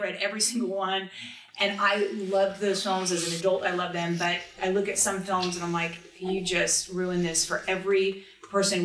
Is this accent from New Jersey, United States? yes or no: no; Los Angeles, California, United States; born or raised there